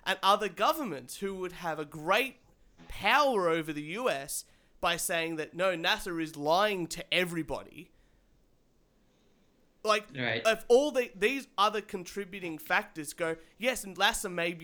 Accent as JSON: {"language": "English", "country": "Australia", "said": "I'm Australian"}